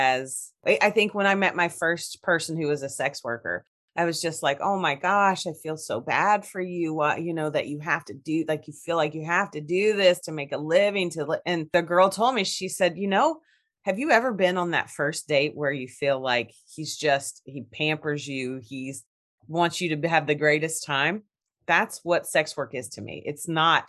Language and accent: English; Kentucky, United States; I'm from Kentucky.